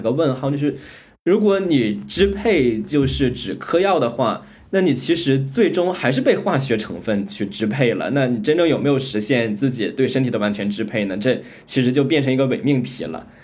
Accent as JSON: {"language": "Chinese", "country": "China", "tie": "born or raised there", "said": "作为在中国长大的"}